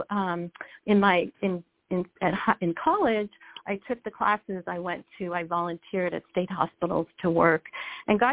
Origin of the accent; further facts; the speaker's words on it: Buffalo, New York, United States; when I was 6 years old, here I am, an only child, grew up in Buffalo.